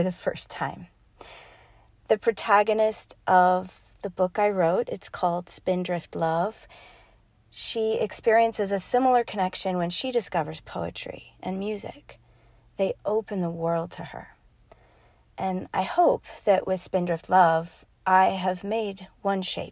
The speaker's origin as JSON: {"language": "English", "region": "Rocky Mountains in Colorado", "country": "United States", "said": "I am from the Rocky Mountains in Colorado."}